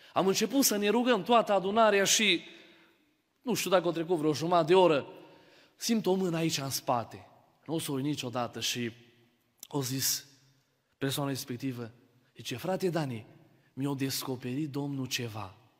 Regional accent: Baia Mare, Maramureș County, Romania; eu sunt din Baia Mare.

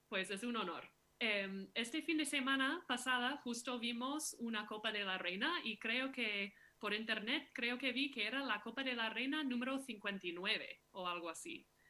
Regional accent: Minneapolis, Minnesota, United States; Soy de Minneapolis, sí, de, Minnesota

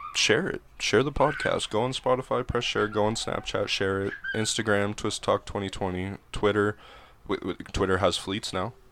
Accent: Helena, Montana, United States; moved away; Helena, Montana

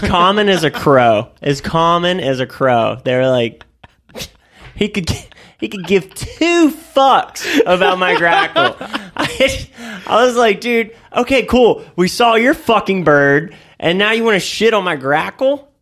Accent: Florida, United States; I'm from Florida

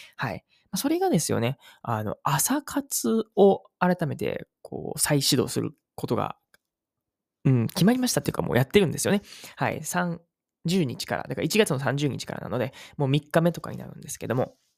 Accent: Uji, Kyoto, Japan; この宇治っていうね、僕の地元

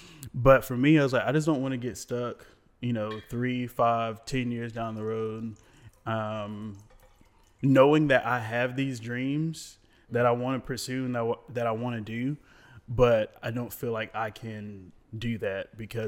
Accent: Raleigh, North Carolina, United States; I grew up in Raleigh.

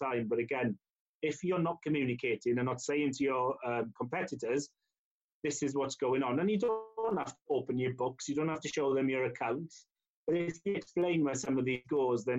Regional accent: Llanelli, Wales, United Kingdom; I'm born and bred in Llanelli

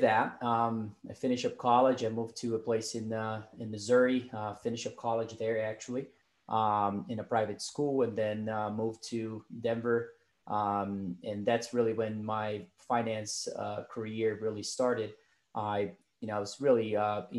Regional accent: Brazil; moved away as an adult; now in United States; I was born and raised in Brazil

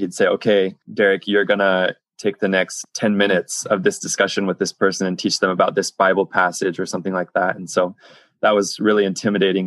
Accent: United States; moved away as an adult; I was from America

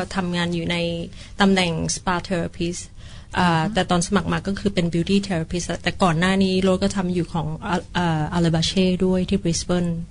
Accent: Thailand; moved away as an adult; also born or lived in Gold Coast, Australia; now in Australia; เราเป็นคนไทยหัวใจไทย

